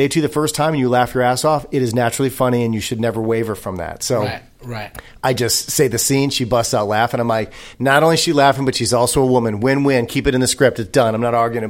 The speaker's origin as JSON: {"language": "English", "town": "Racine", "region": "Wisconsin", "country": "United States", "tie": "born or raised there", "moved": "yes", "lives_now": "Los Angeles, United States", "said": "I grew up in Racine, Wisconsin."}